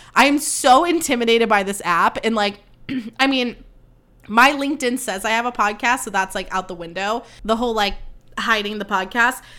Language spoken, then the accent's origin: English; Livermore, California, United States; born or raised there; moved away as an adult; now in Campbell, United States